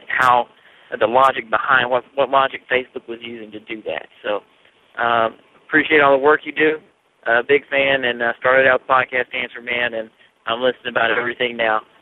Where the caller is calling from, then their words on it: Richmond, Kentucky, United States; I'm calling from Richmond, Kentucky